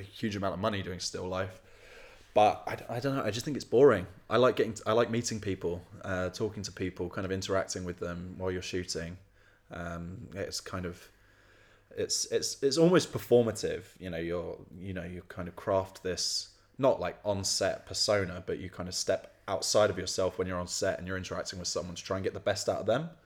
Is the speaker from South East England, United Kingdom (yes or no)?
yes; Tunbridge, South East England, United Kingdom; moved away as an adult; I grew up in Kent, middle of the countryside